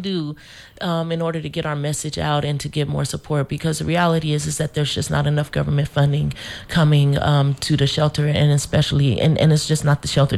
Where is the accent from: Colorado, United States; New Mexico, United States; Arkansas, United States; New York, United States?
Colorado, United States; Denver; now in St. Croix, US Virgin Islands; I grew up in Denver, Colorado